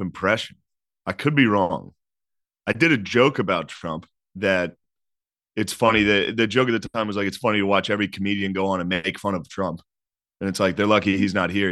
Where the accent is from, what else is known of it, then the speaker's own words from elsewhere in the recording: Harrisburg, Pennsylvania, United States; I'm from Harrisburg, Pennsylvania